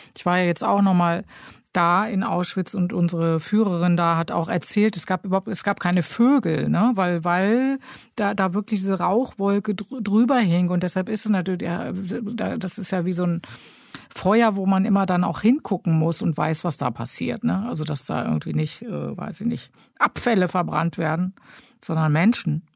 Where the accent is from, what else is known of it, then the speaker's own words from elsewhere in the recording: Germany; als Deutsche